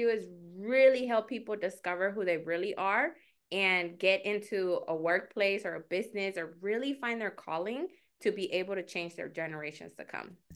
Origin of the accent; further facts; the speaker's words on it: Mexico; moved away; I am an immigrant, um, and I was born in Mexico